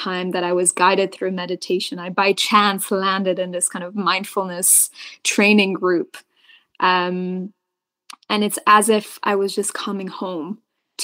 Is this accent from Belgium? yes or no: yes; Belgium; I was born and raised in Belgium, which is this third nationality